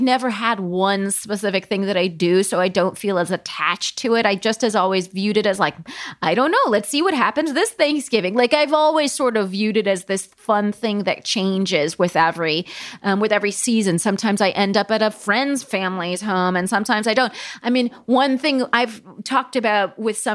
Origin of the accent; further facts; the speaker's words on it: Southern California, United States; moved away as an adult; also born or lived in Paris / London; now in New York, United States; I grew up in Southern California, but I've lived basically in New York with a little hiatus in Paris